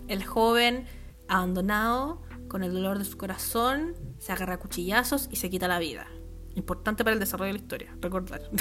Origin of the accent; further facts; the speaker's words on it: Puente Alto, Santiago Metropolitan Region, Chile; moved away as an adult; Yo nunca salí de Puente Alto. salí de Puente Alto para irme a otro país.